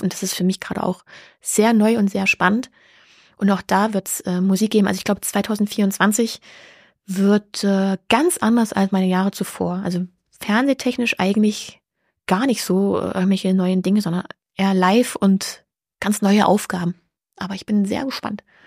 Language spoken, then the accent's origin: German; Halle, Saxony-Anhalt, Germany; in meiner Heimat in Halle